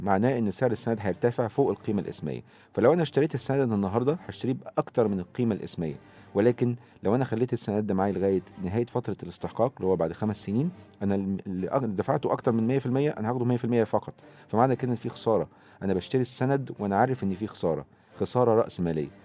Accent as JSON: {"language": "Arabic", "country": "Egypt", "said": "عندنا في مصر"}